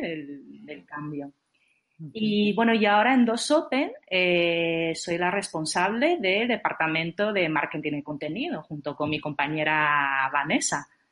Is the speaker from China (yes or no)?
yes; China; moved away; yo nací en China, pero ya llevo mucho tiempo fuera del país